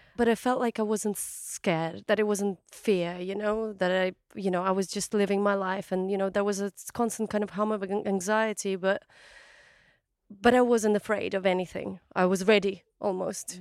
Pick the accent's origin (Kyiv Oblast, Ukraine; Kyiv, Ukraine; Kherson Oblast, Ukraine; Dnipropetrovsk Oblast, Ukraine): Kherson Oblast, Ukraine; Kakhovka; moved away; my hometown, Old Kahovka